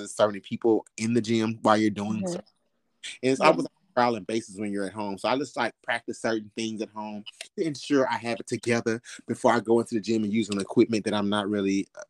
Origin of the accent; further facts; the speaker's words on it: Arkansas, United States; moved away; I'm from Arkansas, country boy at heart, where we had chicken and goats in our backyard.